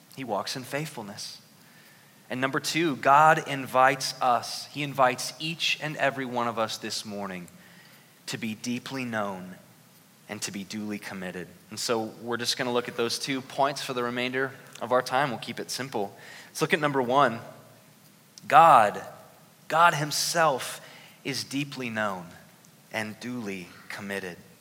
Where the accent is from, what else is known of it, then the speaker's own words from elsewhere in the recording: Newark, Ohio, United States; moved away; my hometown of Newark, Ohio